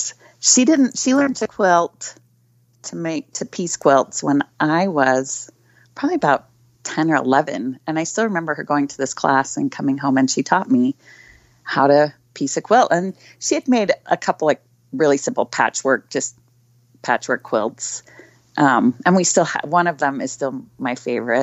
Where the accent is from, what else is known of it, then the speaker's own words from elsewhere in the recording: Salt Lake City, Utah, United States; I grew up in Salt Lake City